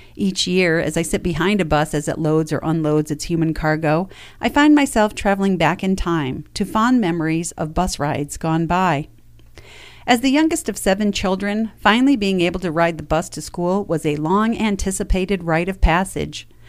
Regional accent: New York, United States; Growing up in New York meant a trip to Cooperstown while in middle school

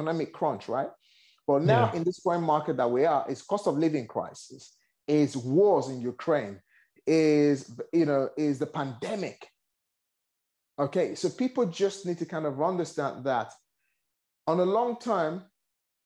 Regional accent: Nigeria; moved away; I originally born and raised in Nigeria.

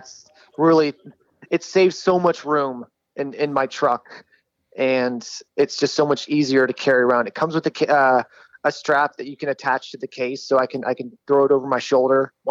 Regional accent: Dallas, Texas, United States; I'm from Dallas, Texas. I shoot here at the Dallas Gun Club

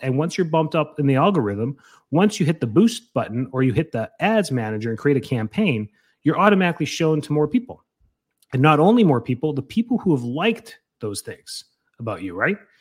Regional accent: Canada; moved away as an adult; now in Florida, United States; I'm from Canada

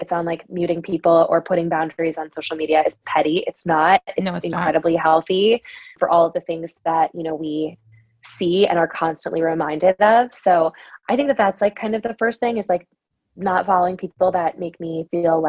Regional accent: Wisconsin, United States; I'm from Wisconsin

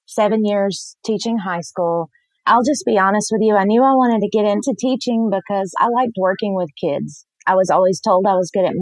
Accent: Alabama, United States; I don't know if you guys picked up on the accent or not, but I'm from Alabama

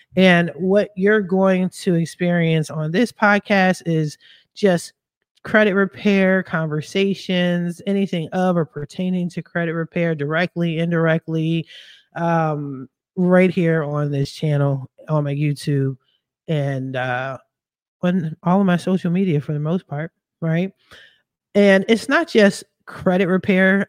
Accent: Philadelphia, Pennsylvania, United States; moved away as an adult; now in West Coast, United States; I am from Philadelphia. I'm a Philly chick all day

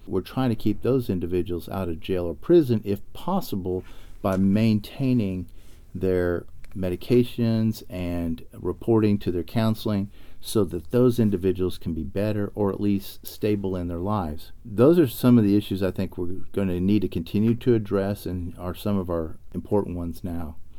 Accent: Arlington, Texas, United States; also born or lived in Austin, Texas; I grew up actually in Arlington, Texas

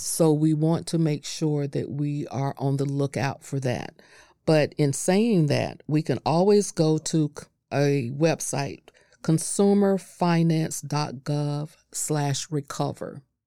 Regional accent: North Florida, United States; I, I was raised up in North Florida

